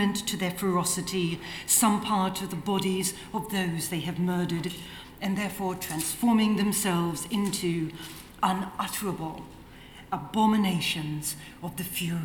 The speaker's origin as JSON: {"language": "English", "country": "New Zealand", "also_born_or_lived": "Australia / London, United Kingdom", "moved": "as an adult", "said": "I'm a New Zealander who did a PhD in Australia"}